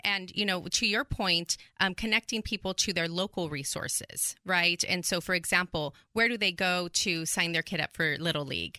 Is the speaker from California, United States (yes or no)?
yes; California, United States; moved away as an adult; now in Texas, United States; I was born and raised in California, and I moved out here about nine years ago